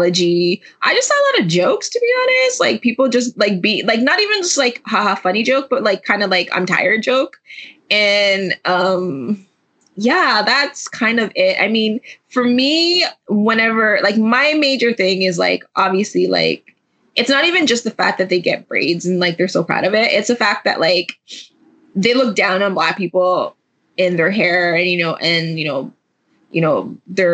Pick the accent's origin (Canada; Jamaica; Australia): Jamaica; I'm also Jamaican